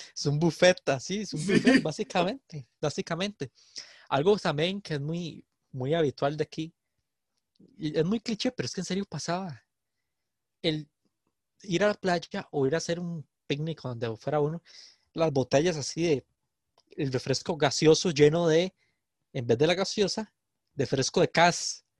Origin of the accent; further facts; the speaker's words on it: San José, Costa Rica; yo soy de San José